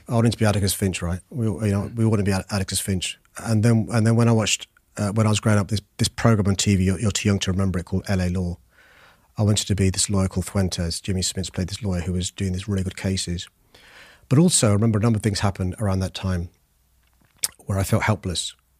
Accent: London, United Kingdom; I was born in Tooting in Saint George's Hospital

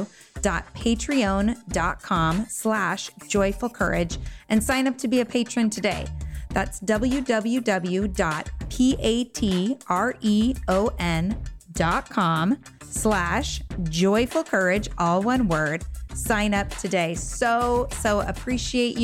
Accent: Laguna Beach, California, United States; I grew up in Laguna Beach, California

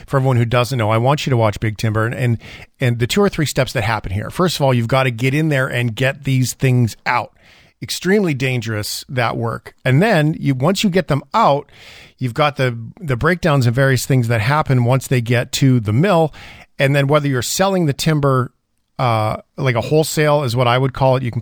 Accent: Port Alberni, British Columbia, Canada; moved away; I grew up in Port Alberni. And we had to move away in 1984 because everything that was changing with the mills, my dad was a millwright. We moved to Alberta

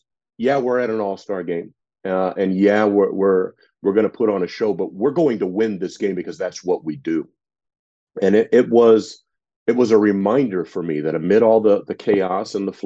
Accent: San Diego, California, United States; Growing up in San Diego

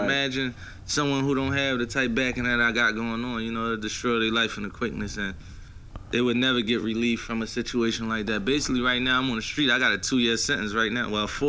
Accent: Philadelphia, Pennsylvania, United States; I'm from Philly. We grow up we're a little angry a little bit.

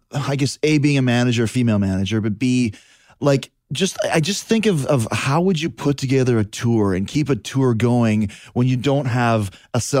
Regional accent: Winnipeg, Manitoba, Canada; I grew up in Winnipeg in, in Canada

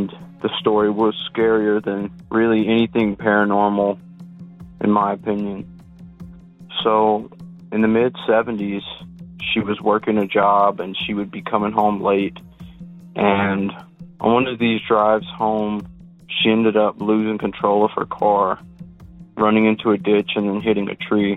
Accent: South Louisiana, United States; I'm from a small town in South Louisiana

